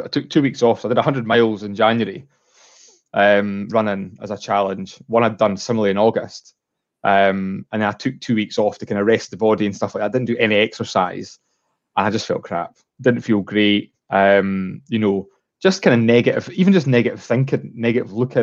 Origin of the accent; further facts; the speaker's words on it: Edinburgh, Scotland, United Kingdom; moved away as an adult; now in Stirling, United Kingdom; I moved to Stirling. I was from Edinburgh, and I moved to Stirling with my fiance like almost 4 years ago.